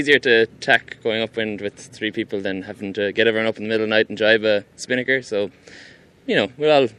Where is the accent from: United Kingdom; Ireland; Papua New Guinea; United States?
Ireland; Cork, Munster; we're from Cork